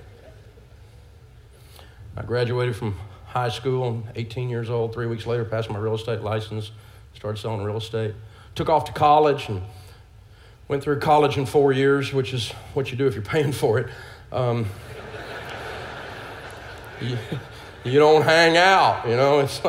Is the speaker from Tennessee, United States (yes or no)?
yes; Nashville, Tennessee, United States; I grew up in Antioch, Tennessee, just outside of Nashville.